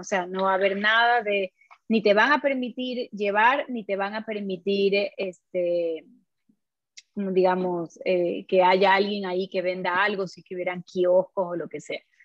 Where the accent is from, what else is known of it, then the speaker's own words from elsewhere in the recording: Ecuador; Nosotros somos 17 millones ecuatorianos